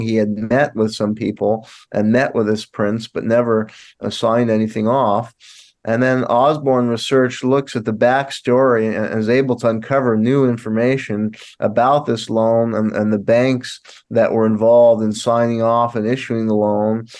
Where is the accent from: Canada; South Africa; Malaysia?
Canada; Montreal, Quebec; now in Tulsa, United States; I was born in Montreal, Canada